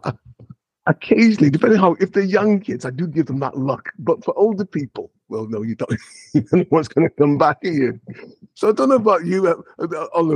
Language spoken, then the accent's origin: English; Liverpool, North West England, United Kingdom; my hometown, Liverpool